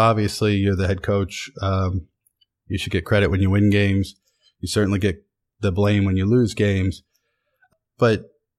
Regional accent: Williamsport, Pennsylvania, United States; Williamsport, Pennsylvania. Town of 35,000 people in the Susquehanna Valley. No one's ever heard of soccer before.

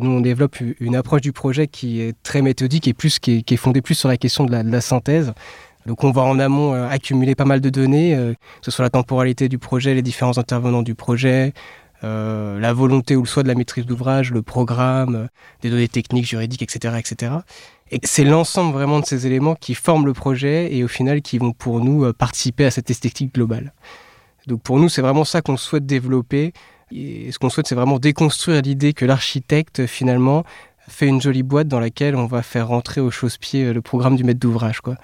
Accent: south of Essonne, Île-de-France, France; moved away as an adult; now in Paris, France; on vient euh, du sud de l'Essonne

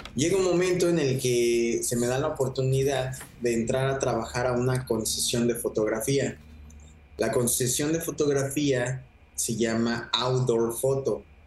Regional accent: Mexico; como mexicano

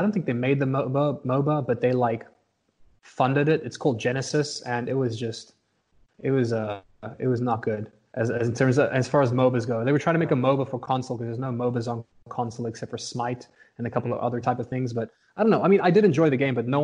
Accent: South Africa; born and raised in South Africa

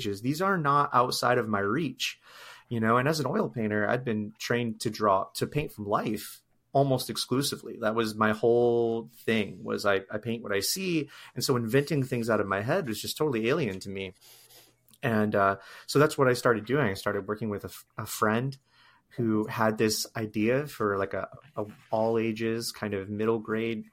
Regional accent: the Great Lakes states, Midwest, United States; I grew up primarily in the Midwest

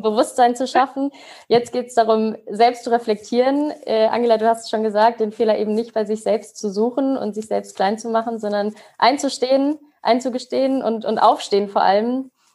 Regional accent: Mainz, Rhineland-Palatinate, Germany; Ich komme gewürdig aus Mainz

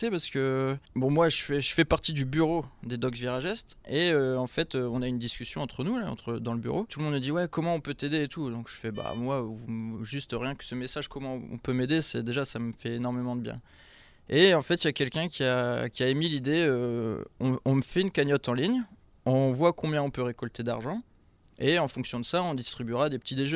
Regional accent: Lille, Hauts-de-France, France; je suis du Nord, donc je supporte Lille. Je suis de Lille, donc je supporte Lille.

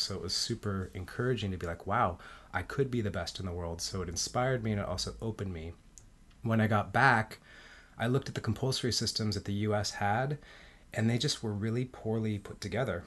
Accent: Mexico City, Mexico; I was born in Mexico City. My dad is Mexican. My mom is American.

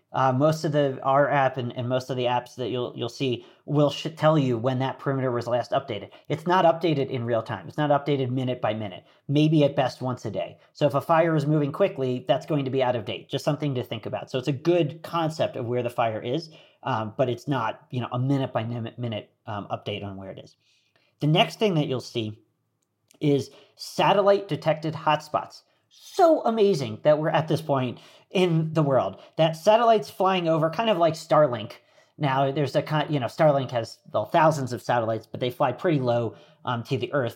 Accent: Philadelphia, Pennsylvania, United States; moved away; I grew up outside of Philadelphia

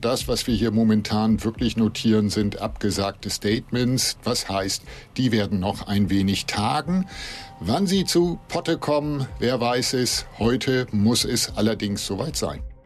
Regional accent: Berlin, Germany; Ich bin waschechte Berlinerin

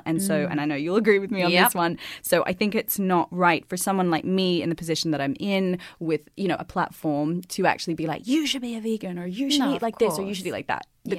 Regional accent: Australia; accent: Aussie; Okay, so I will say that the less pants, more plants in my Aussie accent.

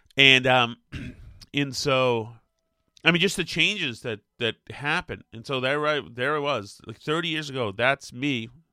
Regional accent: Winchester, Massachusetts, United States; I'm a spoiled fatty from fucking Winchester, Massachusetts

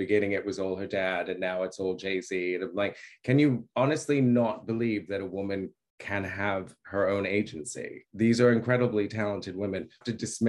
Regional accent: Australia; moved away; also born or lived in New York, United States; I was born in New York, but I grew up in Australia.

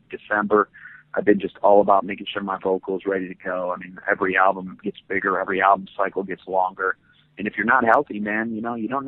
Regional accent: Muskegon, Michigan, United States; moved away; Muskegon, Michigan is the city where I grew up

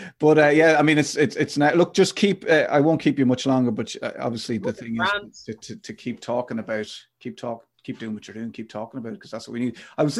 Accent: Ireland; us as Irish people, modern Irish people

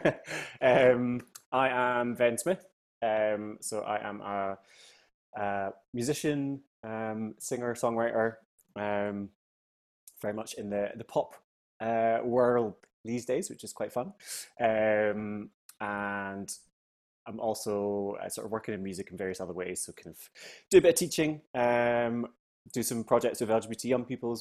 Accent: Fintry, Scotland, United Kingdom; accent: Scottish; moved away as an adult; also born or lived in Edinburgh / London; I grew up in a wee village called Fintry in Stirling

